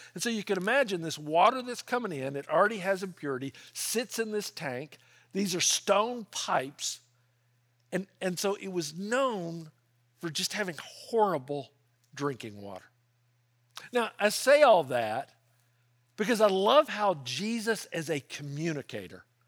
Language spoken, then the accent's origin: English; Memphis, Tennessee, United States; now in California, United States; I grew up in Memphis